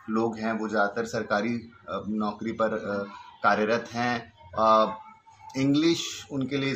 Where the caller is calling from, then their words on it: Delhi, India; और मैं नॉर्थ दिल्ली से बात कर रहा हूँ